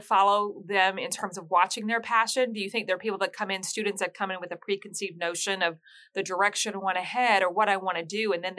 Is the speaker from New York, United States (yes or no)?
no; Texas, United States; Yeah, I grew up in Texas